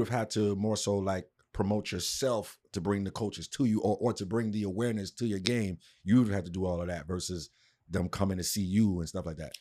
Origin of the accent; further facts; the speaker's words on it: New York City, New York, United States; moved away; I'm from New York, too, originally